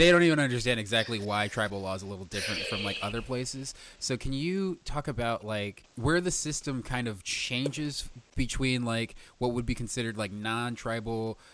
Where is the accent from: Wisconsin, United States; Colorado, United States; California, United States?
California, United States; Fresno; moved away; I come from Fresno and I have family who live there still.